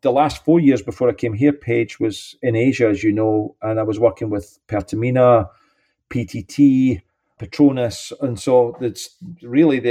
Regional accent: St Andrews, Scotland, United Kingdom; moved away as an adult; also born or lived in London / Switzerland / Russia; now in Houston, United States; clearly my accent, I was born in St. Andrews

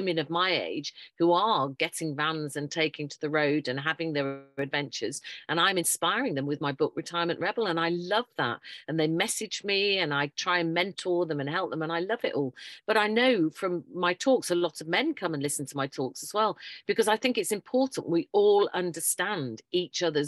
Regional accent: Yorkshire and the Humber, United Kingdom; moved away as an adult; also born or lived in Tunbridge Wells, Kent; originally I'm a Yorkshire lass, but I moved down south because we had to go down and educate the southerners.

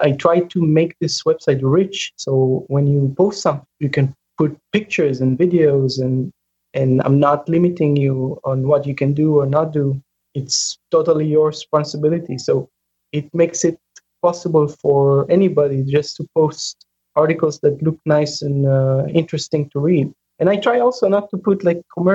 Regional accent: Israel; moved away as an adult; also born or lived in United States; I'm originally from Israel

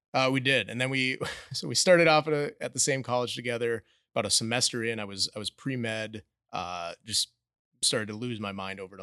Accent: Minneapolis, Minnesota, United States; moved away as an adult; now in The Woodlands, United States; we grew up in suburbia in Minneapolis

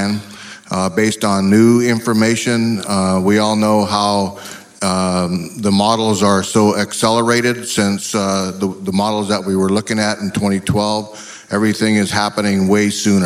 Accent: northwest Montana, United States; I'm from the Confederated Salish and Kootenai tribes in northwest Montana

